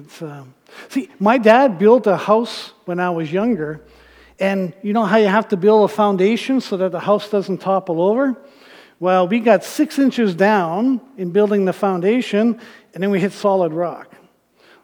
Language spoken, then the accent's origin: English; Thunder Bay, Ontario, Canada; I grew up in Northern Ontario in Thunder Bay